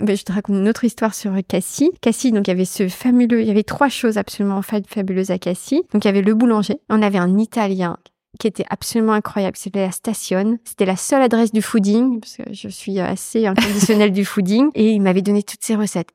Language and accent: French; Brittany, France; also born or lived in Japan / Marseille; now in Paris, France; je suis bretonne